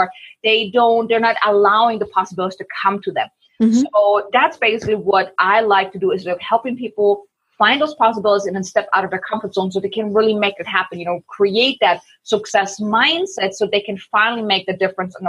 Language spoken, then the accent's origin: English; Germany; moved away as an adult; I'm from Germany.